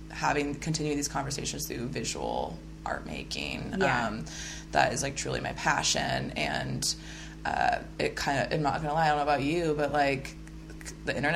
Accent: Midwest, United States; also born or lived in Oklahoma / Kansas; I've noticed too, because I am a Midwesterner and living out here in the Pacific Northwest.

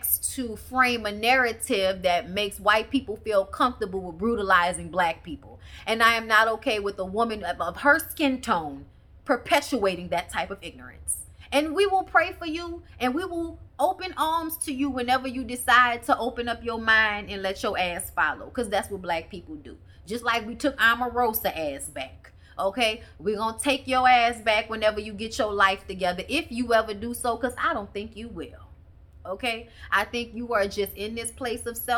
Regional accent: New Orleans, Louisiana, United States; I grew up in New Orleans

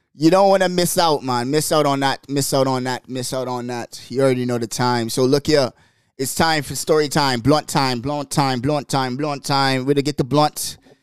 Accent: Bahamas; also born or lived in New York; now in Seattle, United States; growing up in the Bahamas

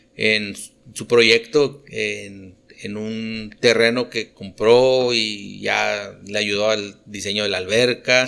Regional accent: Monterrey, Nuevo León, Mexico; moved away as an adult; now in Delicias, Mexico; yo nací en Montemorelos y ya, digo, me, crié a fin de cuentas en, el Monterrey

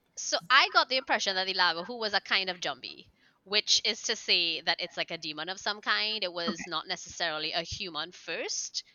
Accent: Trinidad & Tobago; I'm also from Trinidad and Tobago.

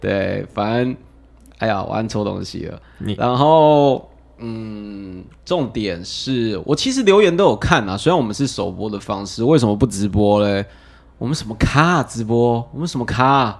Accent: Taiwan; 我们台湾第一部偶像剧出来了

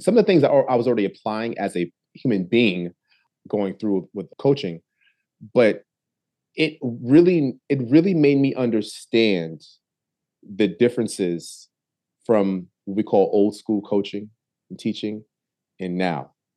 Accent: New Haven, Connecticut, United States; I was born and raised in New Haven, Connecticut

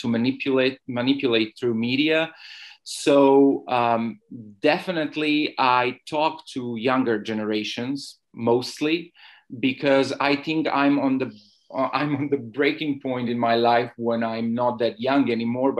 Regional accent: Belgrade, Serbia; moved away as an adult; now in Barcelona, Spain; I'm a blogger, writer, and activist from Belgrade. I was born in Belgrade 32 years ago, but today I'm living in Barcelona in Spain

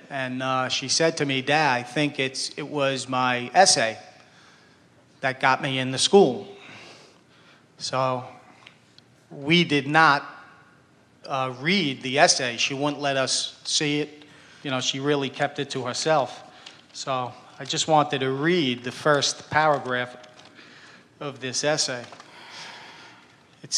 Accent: New Jersey, United States; we're from New Jersey.

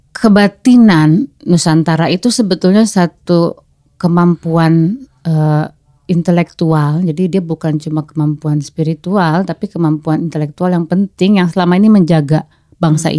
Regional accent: Java, Indonesia; saya kan sebagai orang Jawa tapi saya tuh agak benci dengan kejawaan sebetulnya waktu kecil

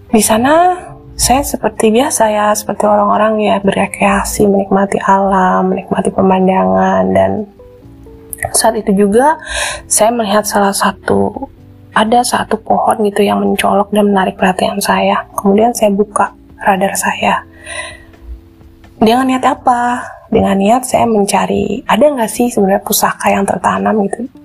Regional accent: West Java, Indonesia; ketika misalnya saya melihat uh, gunung di oh, daerah saya gitu ya gunung Ciremai

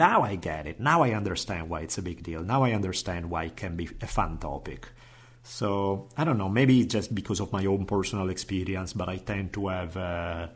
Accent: Italy; moved away; Growing up in Italy

